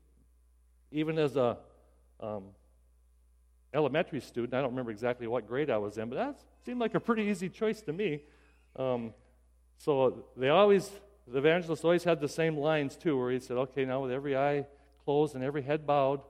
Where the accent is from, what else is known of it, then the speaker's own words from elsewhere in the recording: Pierre, South Dakota, United States; I grew up in South Dakota and around Pierre